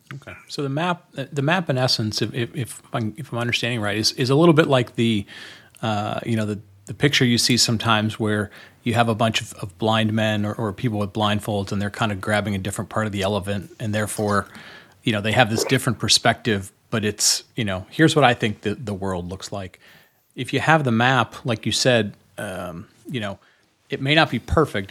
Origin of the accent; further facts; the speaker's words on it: Detroit, Michigan, United States; I grew up, I grew up around Detroit